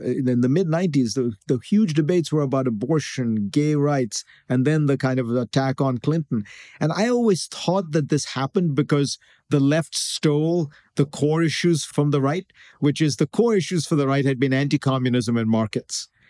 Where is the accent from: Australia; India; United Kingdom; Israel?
India; moved away; I grew up in India